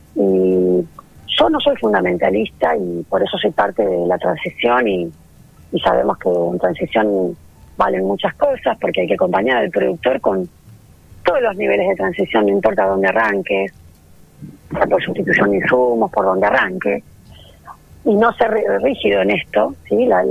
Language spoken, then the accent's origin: Spanish; Mar del Plata, Buenos Aires Province, Argentina; moved away as an adult; also born or lived in Balcarce; now in Bordenave, Argentina; Yo soy de Mar del Plata